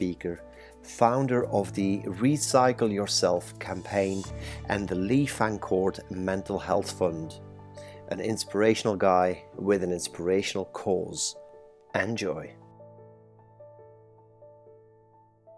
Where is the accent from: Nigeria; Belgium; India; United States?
Belgium; moved away as an adult; now in United Kingdom; I'm born and bred in Belgium, and I came to the UK about 20 years ago.